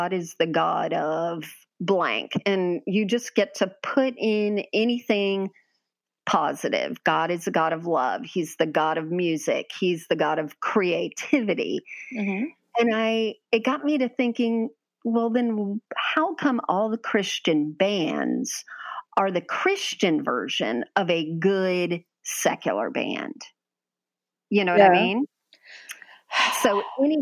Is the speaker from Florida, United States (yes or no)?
yes; Florida, United States; We grew up in Florida